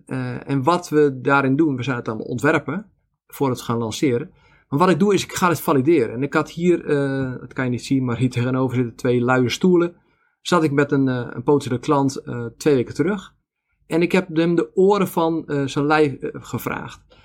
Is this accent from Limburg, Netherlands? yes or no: no; Zaanstreek, North Holland, Netherlands; now in Veluwe, Netherlands; ik ben in de Zaanstreek opgegroeid